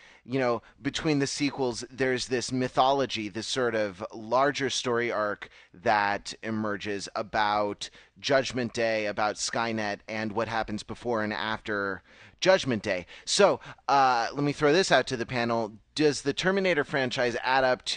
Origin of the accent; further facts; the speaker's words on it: Los Angeles, California, United States; moved away; I'm from Los Angeles originally